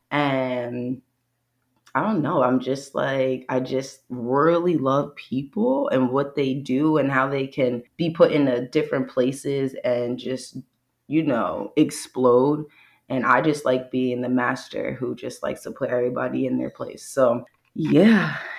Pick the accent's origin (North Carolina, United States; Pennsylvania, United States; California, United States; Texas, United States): Pennsylvania, United States; Bucks County; I'm from Bucks County, Pennsylvania, born and raised